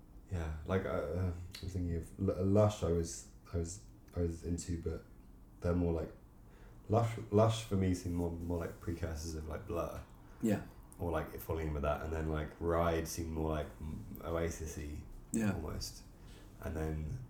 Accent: Devon, South West England, United Kingdom; also born or lived in Reading, England / Brooklyn; we moved to Devon when I was six

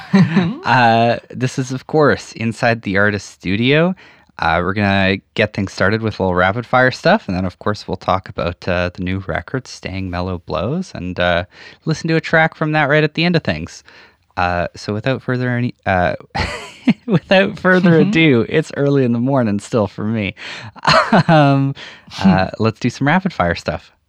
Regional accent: Saskatchewan, Canada; I grew up in the prairies, like in Saskatchewan

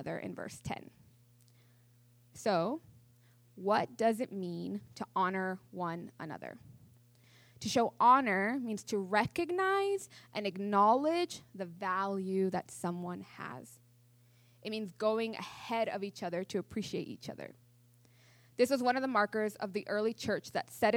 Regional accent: near Mount Rainier, Washington, United States; I grew up near Mount Rainier in Washington

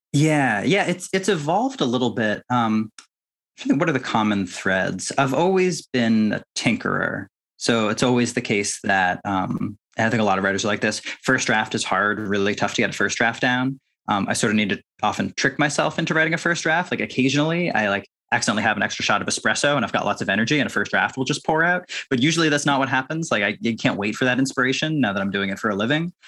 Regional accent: Winchester, Massachusetts, United States; So Winchester, Massachusetts is like a, you know, wealthy suburb of Boston

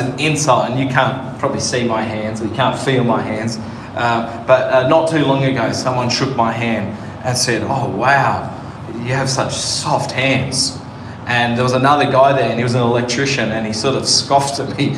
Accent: Sydney, New South Wales, Australia; now in Northern Territory, Australia; I grew up in Western Sydney.

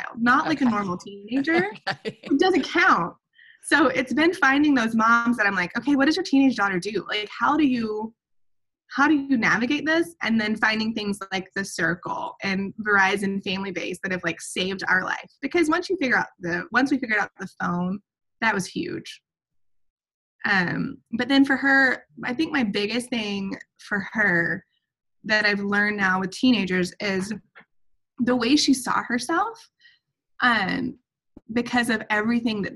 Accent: Atlanta, Georgia, United States; now in Montana, United States; we go back to Atlanta

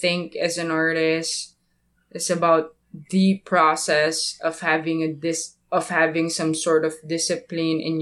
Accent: Philippines; I'm from the Philippines.

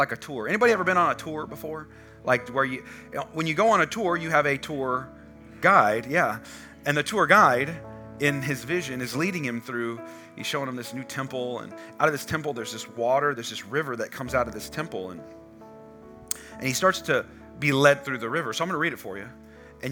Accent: California, United States; now in Texas, United States; So I'm from California

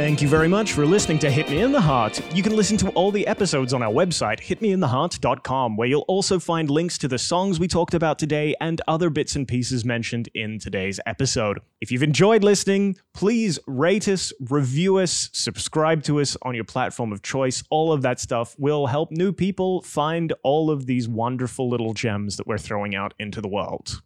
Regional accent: Australia; Growing up in Australia, now house like three streets back from the beach.

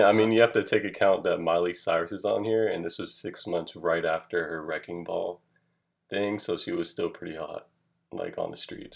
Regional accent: Atlanta, Georgia, United States; I'm from Atlanta, Georgia

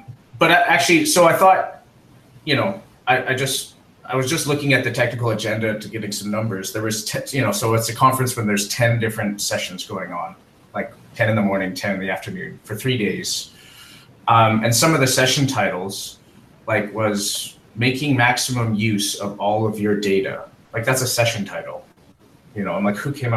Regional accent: Calgary, Alberta, Canada; now in Halifax, Canada; Calgary is my hometown

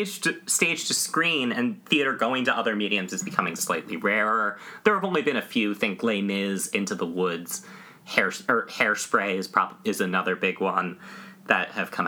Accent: Millburn, New Jersey, United States; I grew up around Millburn, and I've been going to the Paper Mill for years

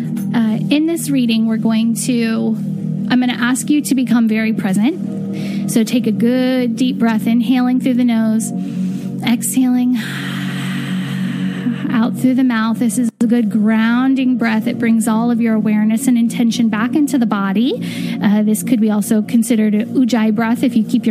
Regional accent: California, United States; when I was really young, I remember in California walking into Ralph's grocery store

